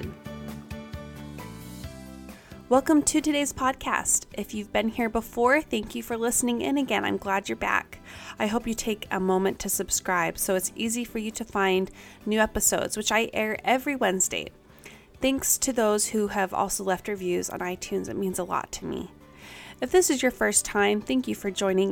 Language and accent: English; Kaysville, Utah, United States; we all graduated from the same high school, which is a big honor if you know Davis High in Kaysville, Utah